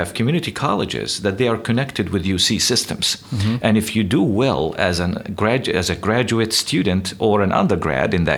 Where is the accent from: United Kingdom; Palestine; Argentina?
Palestine; West Bank; moved away as an adult; also born or lived in Southern California; now in United States; I grew up in the Middle East, West Bank, Palestine